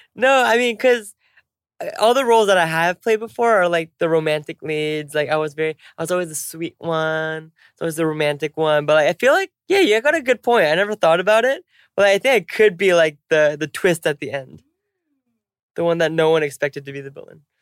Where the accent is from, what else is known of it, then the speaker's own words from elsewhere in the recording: United States; moved away; also born or lived in Korea; I'm American